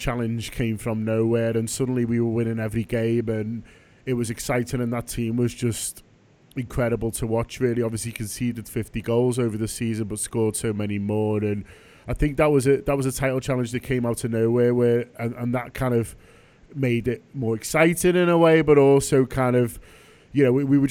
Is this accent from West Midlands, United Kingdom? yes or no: no; Liverpool, North West England, United Kingdom; I'm sort of a first generation Scouser. So we grew up in Egbert, which is just down the road from Toxteth, just a little bit further down into South Liverpool.